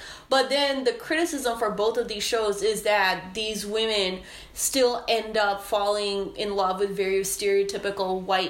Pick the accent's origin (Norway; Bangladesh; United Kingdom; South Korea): Bangladesh; moved away; Growing up in Bangladesh